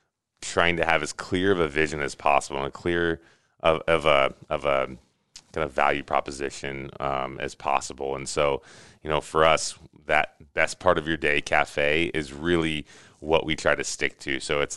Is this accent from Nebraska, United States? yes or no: yes; Lincoln, Nebraska, United States; So I grew up in Lincoln and went to the university there, got a degree in marketing from UNL.